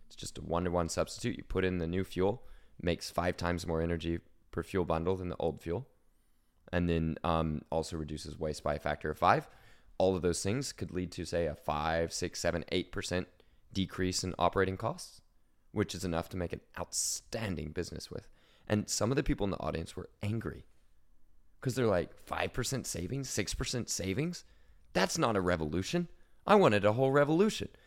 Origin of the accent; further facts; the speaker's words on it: Oklahoma, United States; moved away; I'm from Oklahoma. That's oil country.